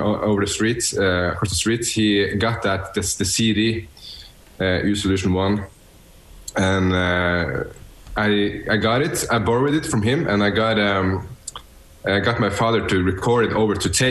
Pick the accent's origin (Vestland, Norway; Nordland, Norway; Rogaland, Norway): Nordland, Norway; Bodø; now in Oslo, Norway; I'm born and raised in north of Norway, you know, above the Arctic Circle. So it's pretty far from here, actually, but it's in a small town in northern Norway. And that town is called Bodø